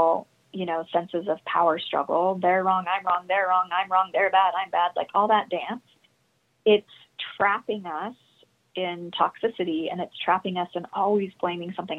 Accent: Utah, United States; I'm from Utah

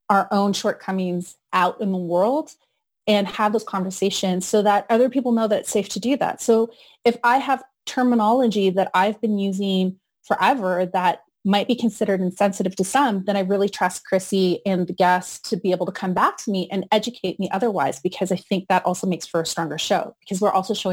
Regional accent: United Kingdom; I am like Arab and I'm British.

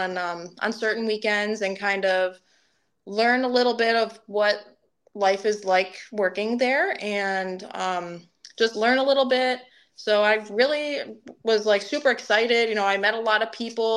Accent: Detroit, Michigan, United States; moved away as an adult; also born or lived in Ohio; I'm from Detroit

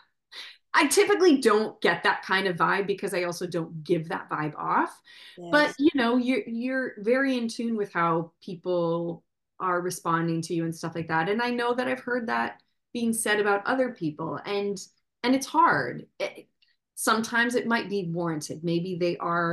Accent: Midwest, United States; moved away; also born or lived in New York City; I'm from the Midwest

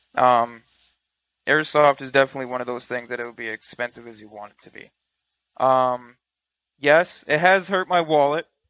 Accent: Michigan, United States; I'm from Michigan

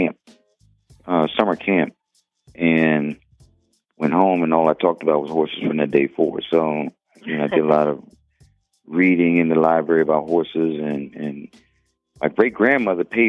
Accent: Washington, District of Columbia, United States; now in Atlanta, United States; I grew up in Washington, D.C.

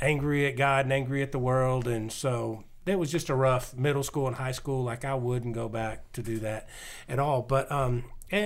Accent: Nashville, Tennessee, United States; I was born in Nashville

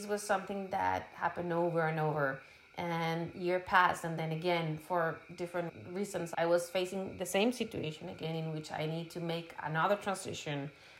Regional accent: Bogota, Colombia; moved away as an adult; also born or lived in Santa Marta, Colombia / Miami, United States / Cuba / Spain; now in California, United States; I grew up in the mountains in Bogota, in the capital of Colombia.

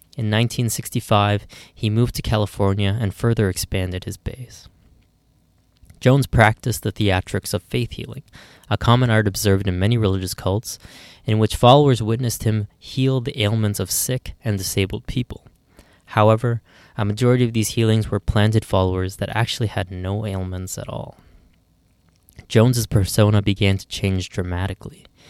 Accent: Ottawa, Ontario, Canada; here in my hometown of Ottawa

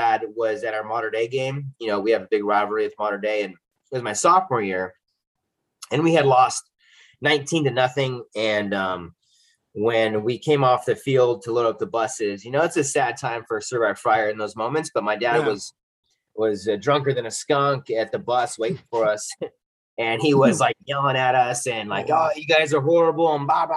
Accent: Southern California, United States; I grew up in Southern California

